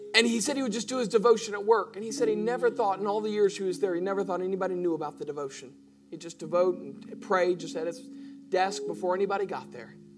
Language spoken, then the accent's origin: English; United States; we're Americans